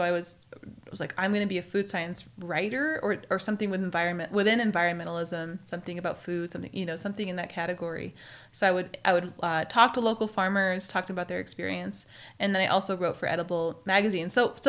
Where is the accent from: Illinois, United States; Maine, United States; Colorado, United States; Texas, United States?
Maine, United States; Yeah, we had gardens, and I grew up in Maine. Before I moved to Tahoe, we had gardens there.